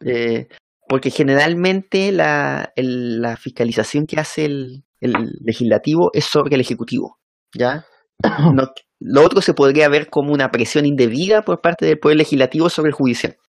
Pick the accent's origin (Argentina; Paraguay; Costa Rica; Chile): Chile